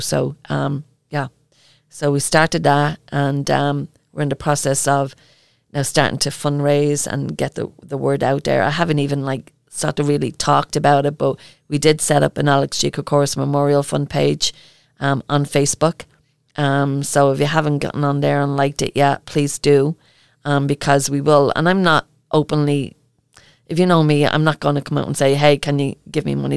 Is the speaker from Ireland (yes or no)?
yes; Ireland; accent: Irish; my Irish accent